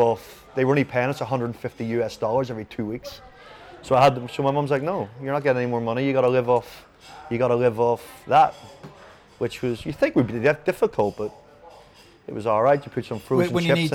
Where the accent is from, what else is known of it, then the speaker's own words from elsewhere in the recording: Ireland; also born or lived in United States / Jamaica; when I came back to Ireland from America and Jamaica, a lot of my mates were boxers.